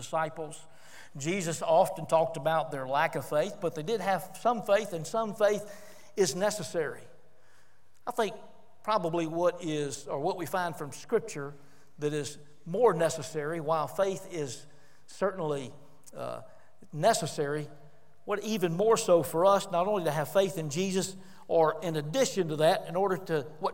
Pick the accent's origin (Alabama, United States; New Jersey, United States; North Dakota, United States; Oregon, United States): Alabama, United States; Homewood; I grew up in the Raleigh Avenue Baptist Church